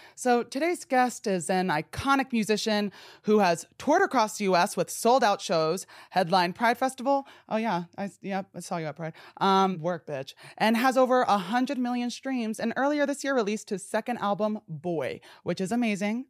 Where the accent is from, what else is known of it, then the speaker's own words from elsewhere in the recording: New Jersey, United States; I'm from New Jersey